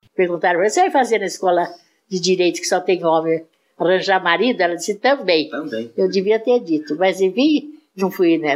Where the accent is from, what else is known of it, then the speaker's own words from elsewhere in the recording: Mineiros do Tietê, São Paulo, Brazil; eu só nasci lá e passei um tempo da infância